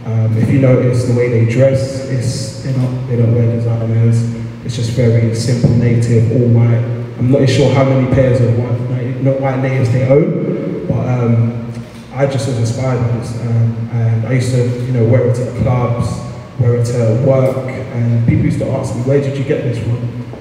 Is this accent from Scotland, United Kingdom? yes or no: no; London, United Kingdom; being a young black man, I grew up in Peckham, uh, which is South London.